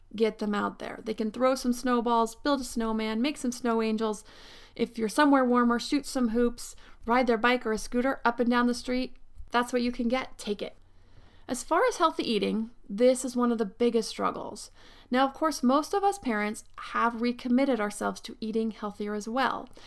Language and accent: English; Pennsylvania, United States; now in Southern California, United States; I grew up in Pennsylvania where winters came and pretty much stayed from December to March